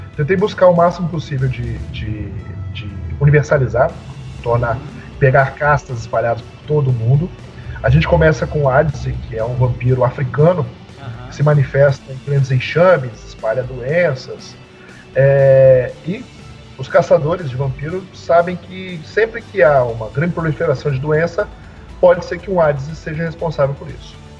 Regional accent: Serra, Espírito Santo, Brazil; Eu sou da cidade de Serra, Espírito Santo, e aqui é tudo muito próximo. Aqui a gente fala que 10 quilômetros é longe para o capixaba

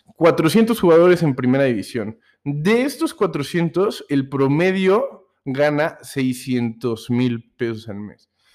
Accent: Mexico City, Mexico; now in Puebla, Mexico; soy eh, originario del Distrito Federal, de la ahora Ciudad de México, pero pues ya tengo bastante tiempo aquí en el estado de, Puebla, aquí, eh, aquí radico actualmente

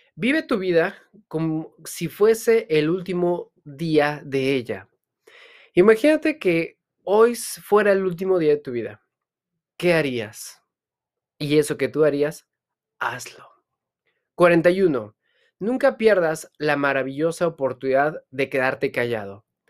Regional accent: Hidalgo, Mexico; yo vengo de una comunidad en el estado de Hidalgo donde hablan otomí

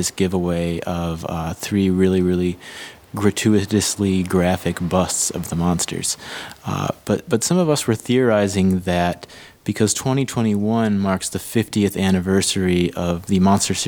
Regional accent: Michigan, United States; representing my home state here

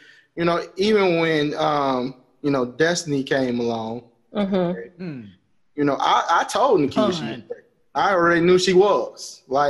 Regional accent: Chicago, Illinois, United States; growing up in Chicago

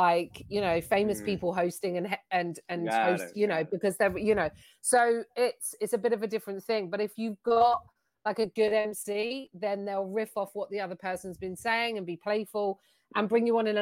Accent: United Kingdom; I'm British as well. So people are intrigued. So I sound different when I'm out there

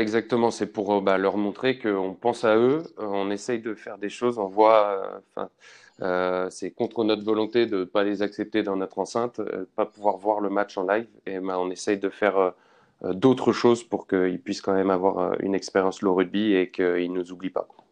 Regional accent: Nancy, Grand Est, France; moved away; also born or lived in Paris; je suis originaire de Nancy

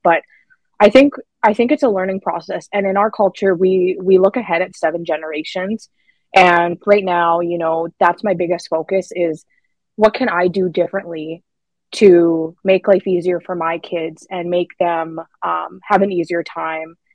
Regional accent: Saskatchewan, Canada; I'm from Saskatchewan

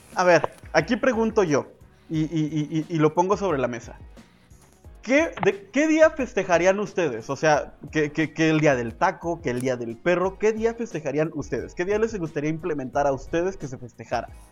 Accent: Mexico; Esa actividad tan bonita que uno hace como mexicano

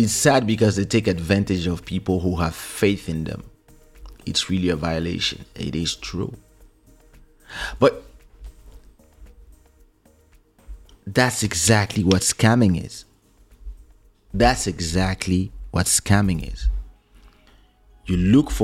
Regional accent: Paris, Île-de-France, France; English is a second language; when we grew up in Paris

